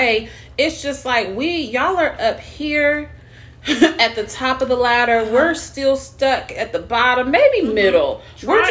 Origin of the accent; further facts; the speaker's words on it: Seattle, Washington, United States; I was raised in Seattle on Capitol Hill